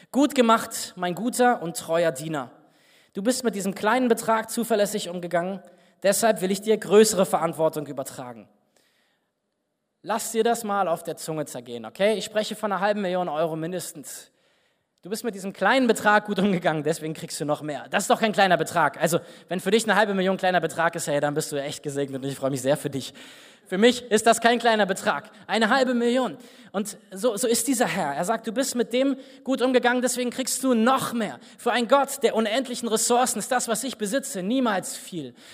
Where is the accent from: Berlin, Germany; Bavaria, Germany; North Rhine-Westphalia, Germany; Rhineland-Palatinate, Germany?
Berlin, Germany; Ich bin nach Berlin gefahren, wo ich herkomme, und saß dann beim Kaffeetrinken mit einem Mann aus der Gemeinde zusammen, aus der ich komme